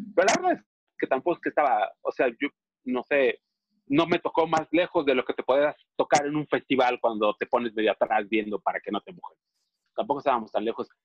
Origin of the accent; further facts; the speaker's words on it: Mexico City, Mexico; nosotros que somos chilangos y sureños